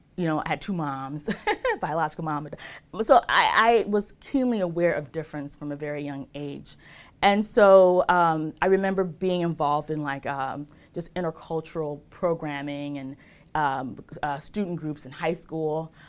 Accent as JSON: {"language": "English", "town": "Chicago", "region": "Illinois", "country": "United States", "tie": "born or raised there", "also_born_or_lived": "New York", "said": "I grew up in Rogers Park."}